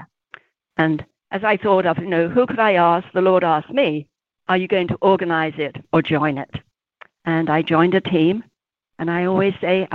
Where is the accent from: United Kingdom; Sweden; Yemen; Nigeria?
United Kingdom; England; accent: British; moved away; I'm from England, as you can tell.